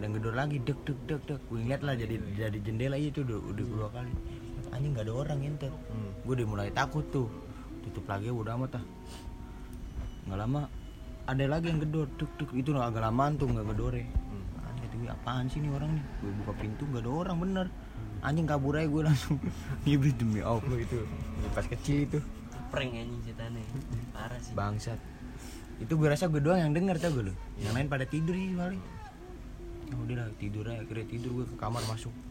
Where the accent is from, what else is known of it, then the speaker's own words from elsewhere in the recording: Cirebon, West Java, Indonesia; jadi kampung gue nih Cirebon lah ya kan bukan